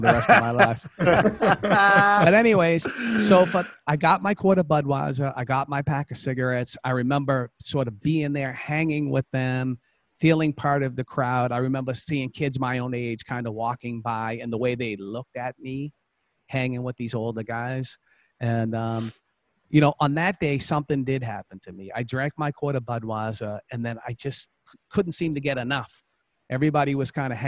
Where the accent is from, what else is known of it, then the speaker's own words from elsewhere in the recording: Boston, Massachusetts, United States; I'm from Boston, Massachusetts. And, you know, I grew up in a home.